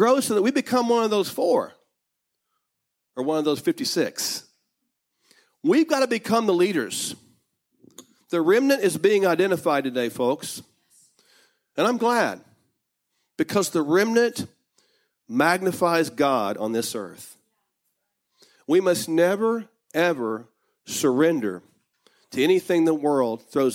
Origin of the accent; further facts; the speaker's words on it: United States; I may have been born in America, but I'm not an American.